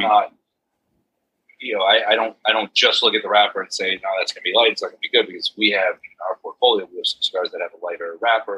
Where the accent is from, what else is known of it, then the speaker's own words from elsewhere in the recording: Fox Point, Wisconsin, United States; moved away; I grew up in Wisconsin.